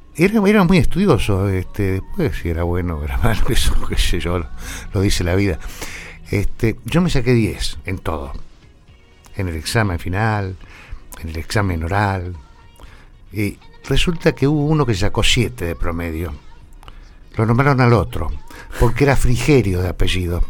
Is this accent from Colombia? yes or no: no; General Pico, La Pampa, Argentina; also born or lived in Metileo; nosotros vivíamos en el campo, sí. entre Metileo y Pico, y resulta que el médico que iba a atender el parto de mi madre era del doctor Texeira, que era el médico de Metileo. Y no estaba en el momento en que yo... Entonces la tuvieron que traer a Pico a mi vieja y nací acá, nací en la clínica regional.